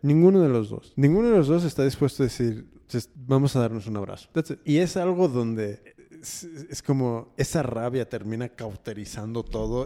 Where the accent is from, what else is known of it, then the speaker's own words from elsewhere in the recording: United States; yo soy de Estados Unidos. Mm, mi familia es mexicana, pero yo soy nacido y criado ahí